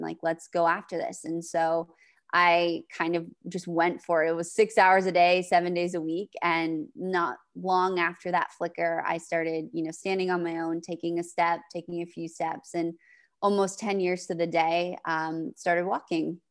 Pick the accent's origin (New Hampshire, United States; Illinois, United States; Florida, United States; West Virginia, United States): New Hampshire, United States; I'm from the East Coast in New Hampshire